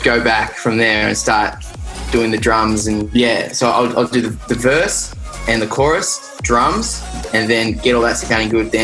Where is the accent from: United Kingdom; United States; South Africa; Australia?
Australia; accent: Aussie; So my friends in New Zealand called me a dingo, like, because I'm that Aussie